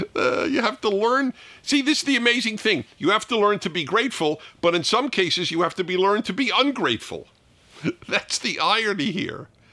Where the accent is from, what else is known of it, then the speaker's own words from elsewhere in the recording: New York, United States; my synagogue growing up in New York